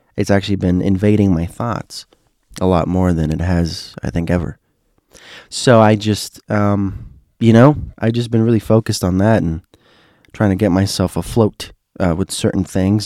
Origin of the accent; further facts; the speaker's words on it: Miami, Florida, United States; I was from Miami